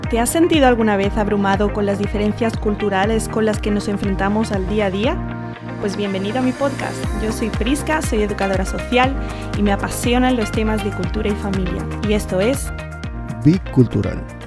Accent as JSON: {"language": "Spanish", "country": "Spain", "tie": "born or raised there", "said": "Yo nací en España, pero mis padres son de Estados Unidos."}